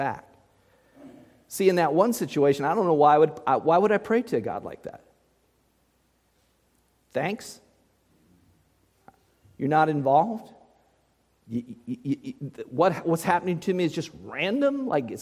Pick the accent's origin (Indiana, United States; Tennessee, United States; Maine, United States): Indiana, United States; Muncie; I was just a little boy in Muncie, Indiana, growing up in that repeatedly haunted house